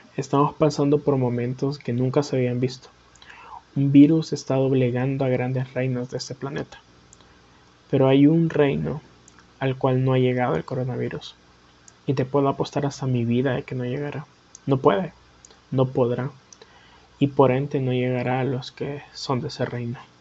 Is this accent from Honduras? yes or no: yes; Honduras; Soy de Honduras